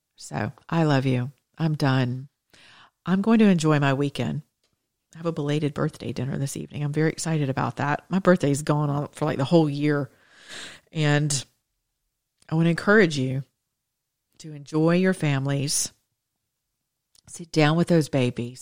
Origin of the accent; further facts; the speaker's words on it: the South, United States; I'm from the South